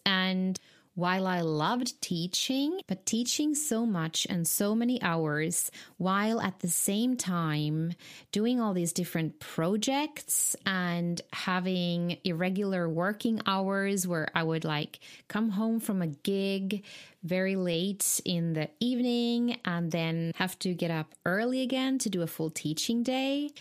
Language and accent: English; Finland; moved away; I'm originally from Finland